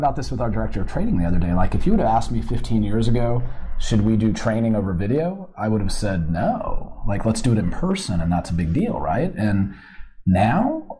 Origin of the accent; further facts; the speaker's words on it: Arizona, United States; moved away; I'm from Arizona originally